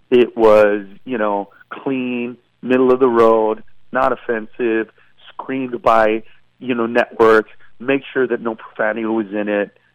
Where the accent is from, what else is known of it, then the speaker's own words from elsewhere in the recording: Honduras; born there; And so I remember putting down that I was born in Honduras